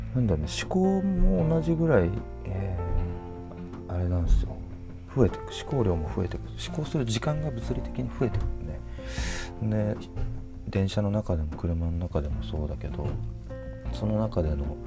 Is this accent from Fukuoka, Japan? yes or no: no; Hokkaido, Japan; now in Kyoto, Japan; 僕は北海道で生まれ育った